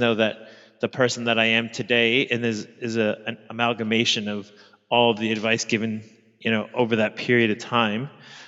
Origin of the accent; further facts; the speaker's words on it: New York, United States; now in Sydney, Australia; I'm an American living in Sydney, Australia. I'm originally from Queens, New York.